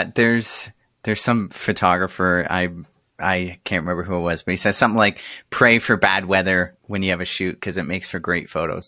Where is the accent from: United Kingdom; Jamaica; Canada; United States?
Canada; as a Canadian